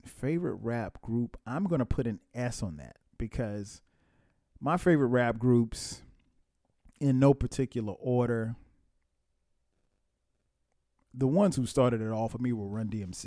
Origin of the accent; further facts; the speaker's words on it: Atlanta, Georgia, United States; my hometown, ATL